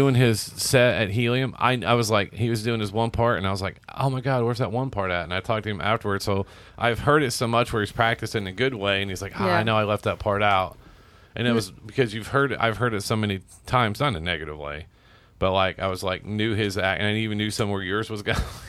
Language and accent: English; Seymour, Indiana, United States; I did a lot growing up. Hell yeah. Because I was from Jackson County.